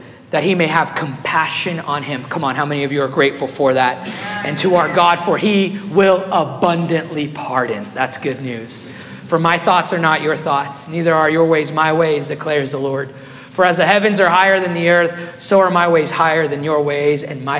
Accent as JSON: {"language": "English", "country": "Guatemala", "tie": "born or raised there", "second_language": "English", "moved": "yes", "lives_now": "Meridian, Idaho, United States", "said": "when I was 8 years old, my family, we were living in Guatemala"}